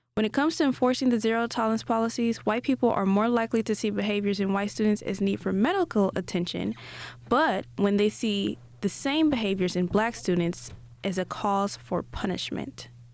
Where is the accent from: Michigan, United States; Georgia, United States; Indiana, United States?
Indiana, United States; Gary; I grew up in Gary, a predominantly black, um, neighborhood, and I went to school there until the eighth grade